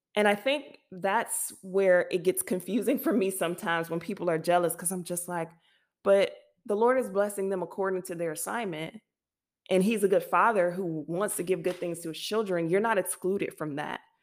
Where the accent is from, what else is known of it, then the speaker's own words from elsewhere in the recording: United States; now in France; as an American